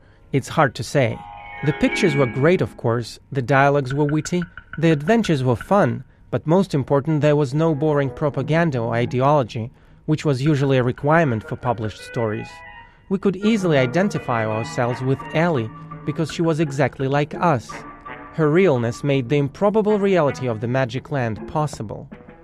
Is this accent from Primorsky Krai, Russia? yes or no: no; Moscow, Russia; moved away; As a kid growing up in Moscow in the 70s, I knew nothing about Frank Baum or Judy Garland or Kansas.